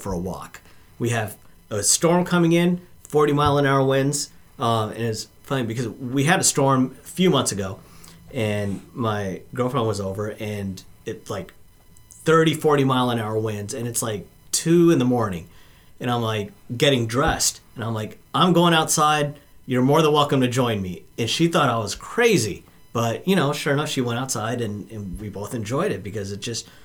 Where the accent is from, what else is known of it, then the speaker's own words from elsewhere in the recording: Pacific Northwest, United States; I also born and raised in the Great Northwest here